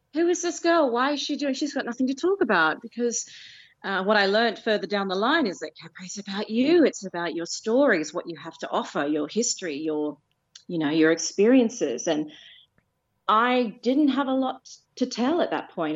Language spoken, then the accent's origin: English; Penrith, New South Wales, Australia; moved away as an adult; now in London, United Kingdom; I was born in Nepean Hospital and I grew up in South Penrith